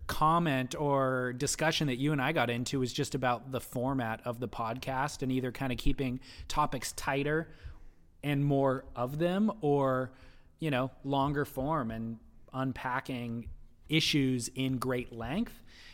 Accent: New Jersey, United States; now in California, United States; I took up surfing at a young age in New Jersey, my home state, and fell in love with the surf culture of Okinawa, my first duty station, and finally made roots here in Southern California in 2006.

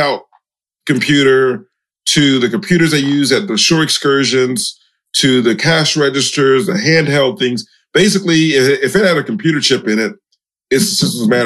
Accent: Miami, Florida, United States; I'm from Miami, Florida

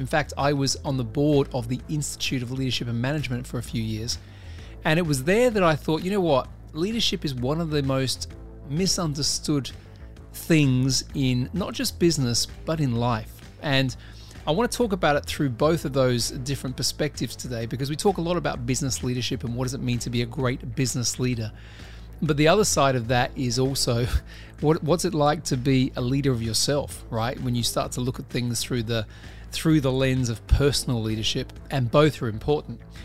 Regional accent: Australia; I'm an Australian

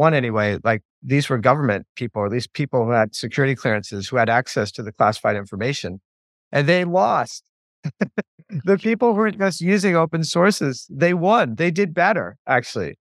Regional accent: United States; you go in as an Irish American

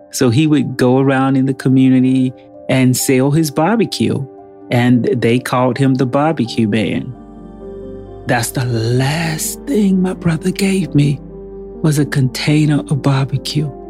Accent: Rehoboth, North Carolina, United States; we are from Northampton County, North Carolina rural, rural, rural North Carolina. They have two stoplights and one high school in the entire county. We live in a little area called Rehobot

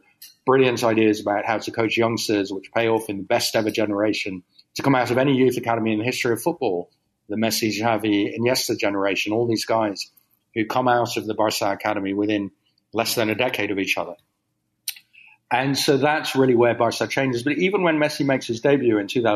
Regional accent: Netherlands; I grew up in the Netherlands

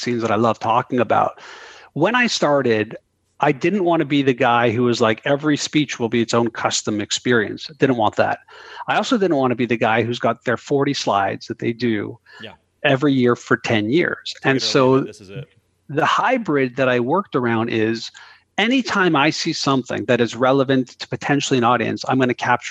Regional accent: Canada; I'm Canadian

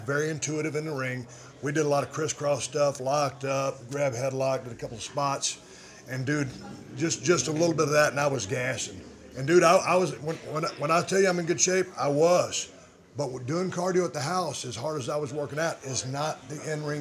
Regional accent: Edna, Texas, United States; growing up in South Texas

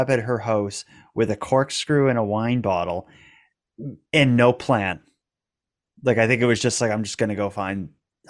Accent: Regina, Saskatchewan, Canada; you meet people who don't know Saskatchewan and stuff well, or don't know Canada well, and you have to say I'm from Regina.

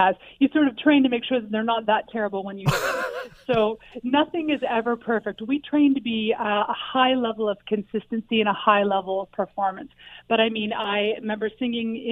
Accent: a little bit north of Toronto, Ontario, Canada; now in Hamilton, Canada; I actually grew up a little bit north of Toronto, and then I've been in Hamilton for about 15 years now

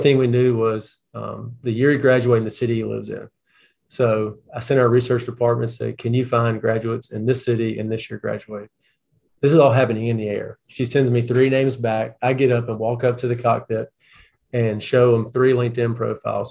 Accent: Clarksville, United States; I grew up in Clarksville

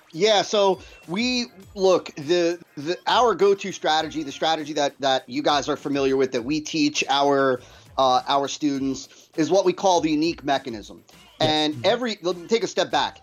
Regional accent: New Jersey, United States; I was born and raised in New Jersey

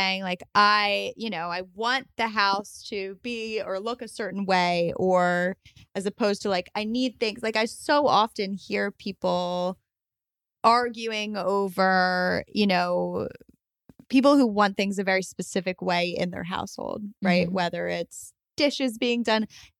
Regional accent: New York, United States; I'm from New York.

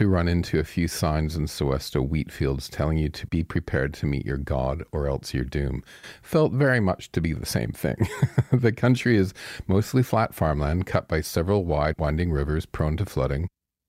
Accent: Strathroy, Ontario, Canada; this is my hometown, right?

